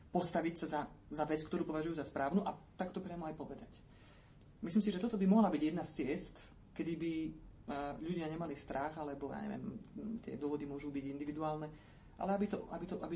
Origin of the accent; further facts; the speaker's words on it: eastern Slovakia, Slovakia; ja pochádzam z východného Slovenska